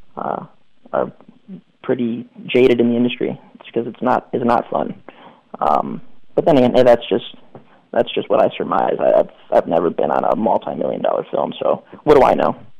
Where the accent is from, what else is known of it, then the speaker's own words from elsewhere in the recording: Cleveland, Ohio, United States; I'm from Cleveland